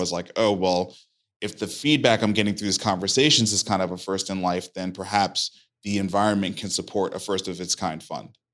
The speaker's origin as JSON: {"language": "English", "town": "New York City", "region": "New York", "country": "United States", "tie": "born or raised there", "moved": "yes", "said": "I grew up in Brooklyn, New York, East Flatbush"}